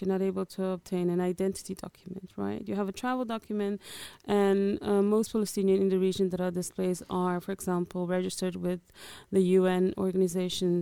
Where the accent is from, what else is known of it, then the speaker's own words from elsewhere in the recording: Netherlands; moved away as an adult; also born or lived in Angola; now in London, United Kingdom; I am originally from Angola. I grew up in the Netherlands as a refugee